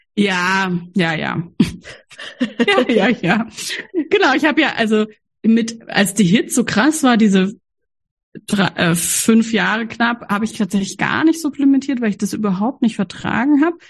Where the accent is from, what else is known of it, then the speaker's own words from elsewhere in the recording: Freiburg, Baden-Württemberg, Germany; ich bin ja in Freiburg aufgewachsen, die Hochburg der Ökomenschen